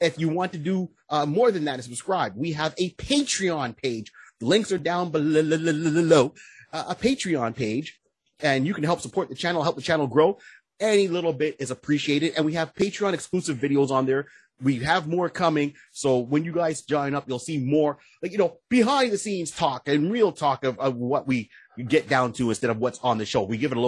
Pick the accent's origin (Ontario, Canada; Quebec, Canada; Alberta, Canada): Quebec, Canada; Montreal; Hey, I'm from Montreal.